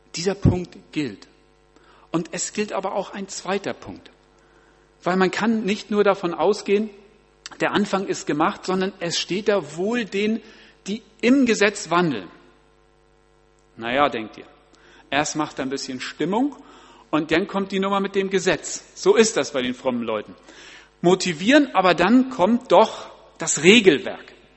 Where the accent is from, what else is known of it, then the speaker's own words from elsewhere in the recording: Germany; bei uns in Deutschland